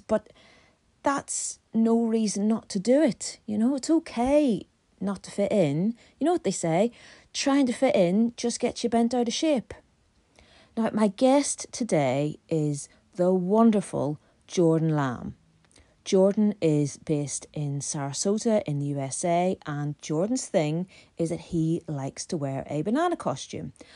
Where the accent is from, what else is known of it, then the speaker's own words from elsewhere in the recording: Belfast, Northern Ireland, United Kingdom; When I was a teenager growing up in Belfast